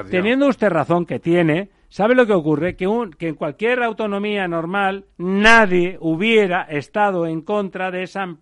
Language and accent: Spanish; Catalonia, Spain; yo soy catalán